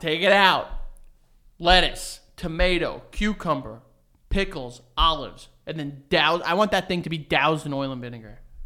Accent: New York City, New York, United States; also born or lived in Milford, Connecticut; we're from New York. We're from Astoria, New York

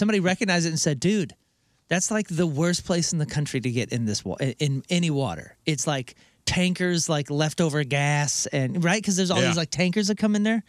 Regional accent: Missouri, United States; I'm from Missouri

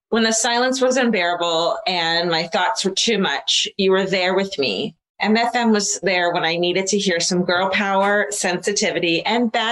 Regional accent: Concord, California, United States; I grew up in the Bay Area, Concord, and was fascinated by the candlelit vigils and community searches for this beautiful mother to be.

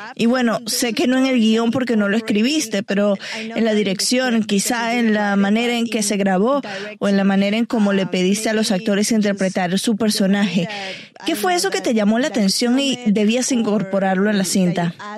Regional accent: Venezuela; Soy latinoamericana de Venezuela y crecí escuchando la leyenda de La Llorona

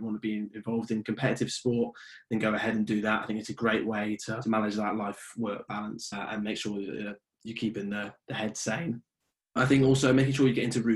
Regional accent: Oxford, South East England, United Kingdom; moved away as an adult; now in Northern Ireland, United Kingdom; And now I'm in Northern Ireland now, and I'm from Oxford

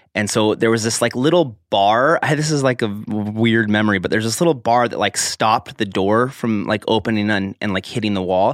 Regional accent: Logan, Utah, Idaho, United States; I was born in Utah, Logan, Utah.

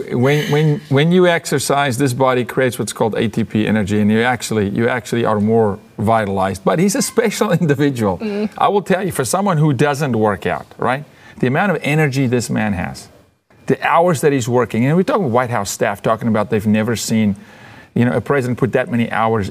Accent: South Africa; I'm a South African

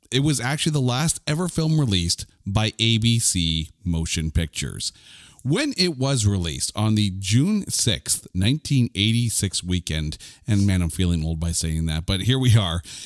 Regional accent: Canada; I'm a Canadian.

